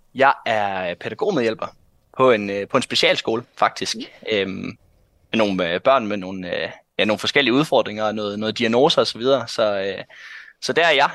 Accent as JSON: {"language": "Danish", "area": "North Jutland", "region": "North Denmark Region", "country": "Denmark"}